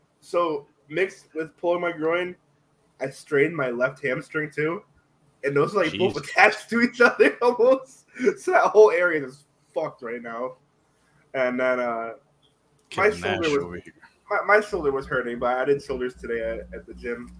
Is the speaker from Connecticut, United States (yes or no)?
yes; Connecticut, United States; we're from Connecticut